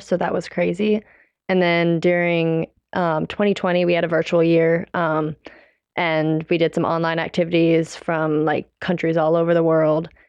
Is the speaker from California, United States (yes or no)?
no; Mooresville, North Carolina, United States; I'm from Mooresville